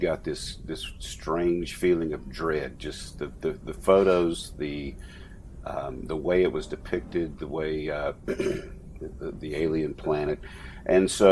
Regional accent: Louisiana, United States; born and raised in Louisiana

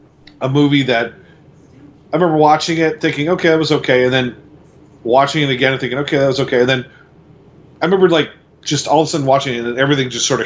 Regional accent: Quakertown, Pennsylvania, United States; From the time we grew up in Quakertown, there were two malls.

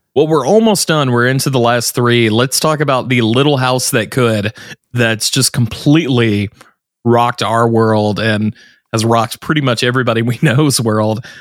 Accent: the South, United States; I'm from the South

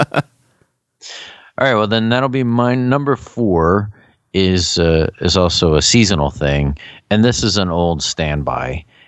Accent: Philadelphia, Pennsylvania, United States; we're from the Philadelphia area

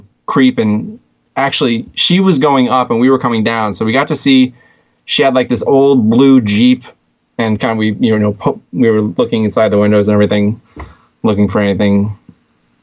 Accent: Albany, New York, United States; Right around Albany, New York.

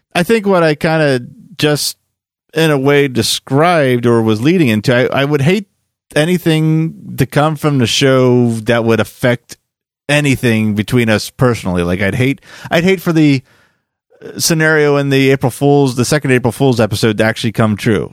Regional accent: Quakertown, Pennsylvania, United States; me growing up in Quakertown wanting to get out and see more of the world

